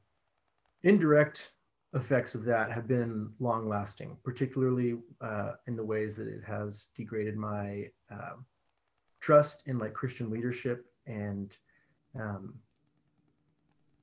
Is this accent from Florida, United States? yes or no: yes; Florida, United States; I was born in Florida, grew up in a family that was, church attending family